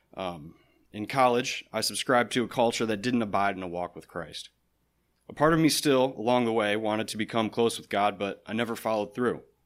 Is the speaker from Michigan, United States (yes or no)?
yes; Michigan, United States; I'm from Michigan